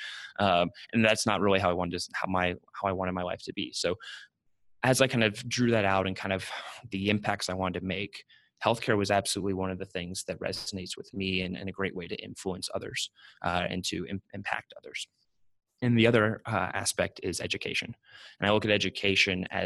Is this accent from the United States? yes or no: yes; Austin, Texas, United States; I grew up in Austin, Texas